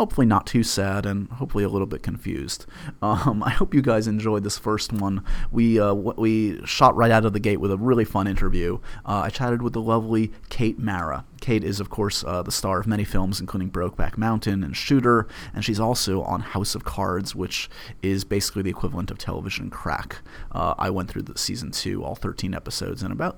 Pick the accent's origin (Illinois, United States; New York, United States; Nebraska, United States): New York, United States; I was born in New York, and I grew up with Regis